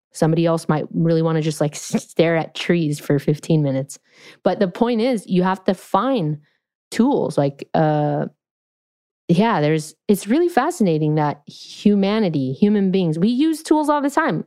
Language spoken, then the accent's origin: English; California, United States; I'm from California